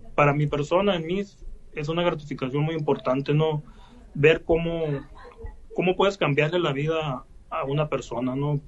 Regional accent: San Pedro de la Cueva, Sonora, Mexico; also born or lived in United States; los platillos de aquí de mi, de mi pueblo

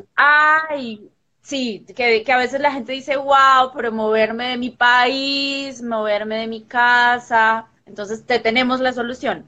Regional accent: Colombia; yo de Colombia

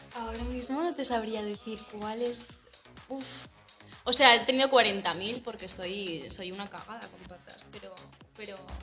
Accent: Navarre, Spain; moved away as an adult; also born or lived in Colombia; now in Germany; nací en Colombia, tengo 22 años. Em, bueno, vivo en España desde que tenía, uf, como 8 o 9 meses. Y y eso, vivo en Navarra. Básicamente he vivido desde los 10 años en Navarra

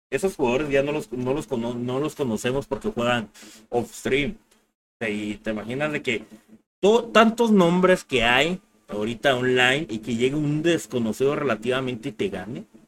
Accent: Mexico

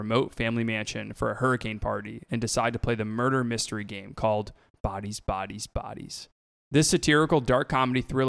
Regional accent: Florida, United States; I grew up in Florida

